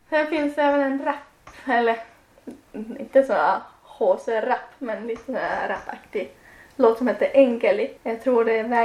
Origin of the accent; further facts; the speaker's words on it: Tampere, Pirkanmaa, Finland; Swedish is a second language; moved away as an adult; also born or lived in Kangasala; now in Sweden; ju från Tammerfors.